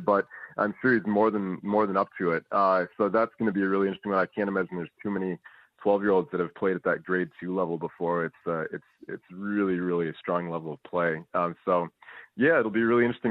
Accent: Minnesota, United States; moved away as an adult; now in Victoria, Australia; I'm from the States.

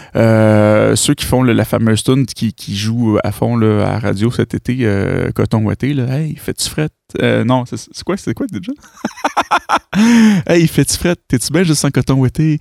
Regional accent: Granby, Quebec, Canada; je suis de Granby

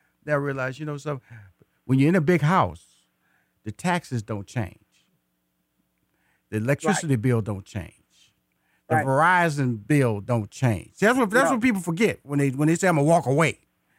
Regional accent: Houston, Texas, United States; also born or lived in Atlanta, United States; And I am a native Houston. I was born in Houston. I went to high school in Houston. I went to college in Houston. I got married in Houston. And I still live in Houston

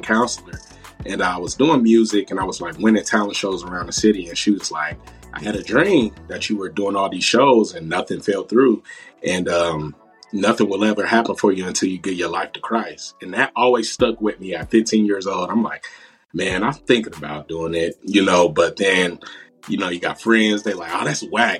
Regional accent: Dayton, Ohio, United States; So I'm 27 and I grew up in Dayton, Ohio

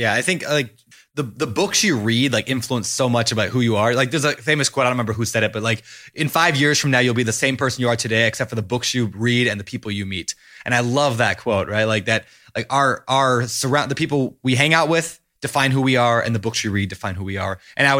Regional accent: Minnesota, United States; moved away as an adult; My home turf. I left there at 18 and didn't come back. Okay, I've been back. But I do like Minnesota. I'm glad that, you know, you're representing my home state here.

